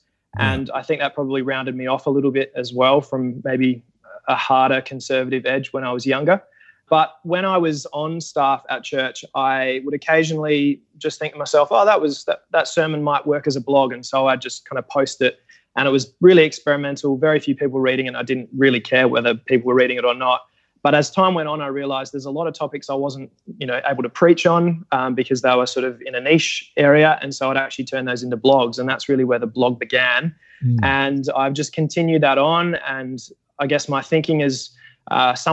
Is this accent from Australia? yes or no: yes; Adelaide Hills, South Australia, Australia; also born or lived in Indonesia; I've grown up in the Adelaide Hills